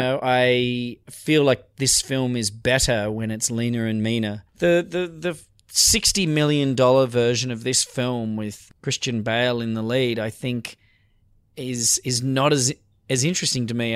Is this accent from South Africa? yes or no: no; Australia; I'm Australian